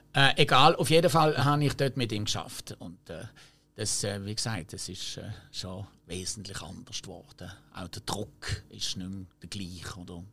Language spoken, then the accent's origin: German; Basel, Basel-Stadt, Switzerland; accent: Baseldeutsch; first language French; German is a second language; Ich bin ja französisch sprechend aufgewachsen in Basel, aber französisch sprechend